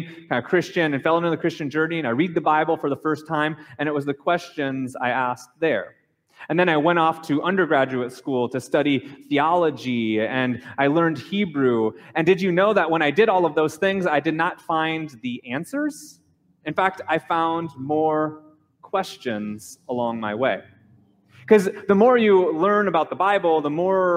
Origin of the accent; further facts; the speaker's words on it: Minnesota, United States; I grew up in Minnesota, so there was many Catholics that were there and many Lutherans